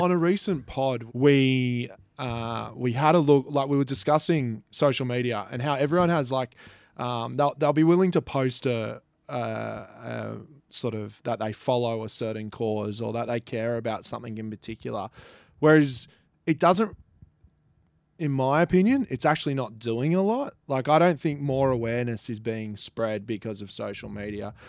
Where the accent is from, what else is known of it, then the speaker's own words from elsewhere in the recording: Gold Coast, Queensland, Australia; I'm from the Gold Coast